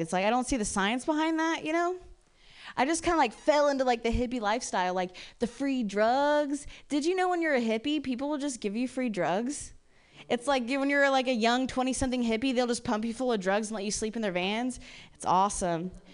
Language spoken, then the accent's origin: English; Ohio, United States; moved away; I'm from Ohio originally and I was raised by like lesbian parents